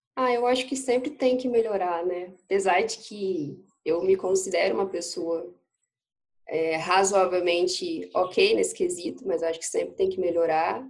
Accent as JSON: {"language": "Portuguese", "region": "Espírito Santo", "country": "Brazil", "said": "eu sou do Espírito Santo, moro em Aracruz, aqui no interior do estado."}